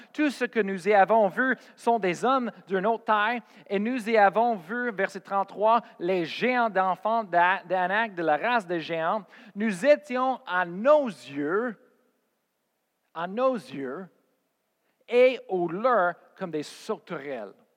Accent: Colorado, United States; moved away as an adult; also born or lived in Oklahoma / Spain; j'ai parti de chez moi au Colorado et j'ai parti en Oklahoma

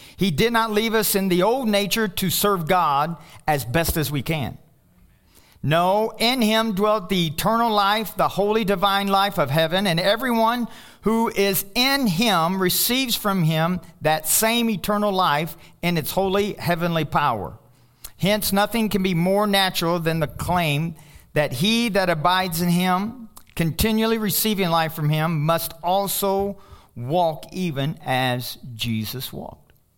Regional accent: Louisville, Kentucky, United States; I'm from Louisville, Kentucky

